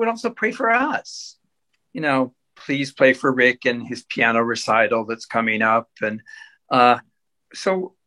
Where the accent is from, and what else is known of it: Southern California, United States; born or raised there